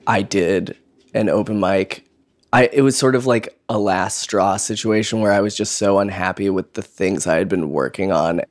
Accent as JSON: {"language": "English", "town": "Boise", "region": "Idaho", "country": "United States", "moved": "as an adult", "lives_now": "Brooklyn, United States", "said": "I am originally from Boise, Idaho"}